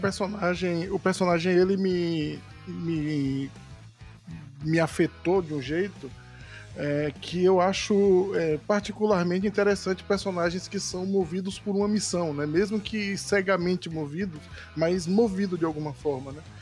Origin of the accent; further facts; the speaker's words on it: Northeast Region, Brazil; accent: nordestino; o meu sotaque para falar sobre cultura nordestina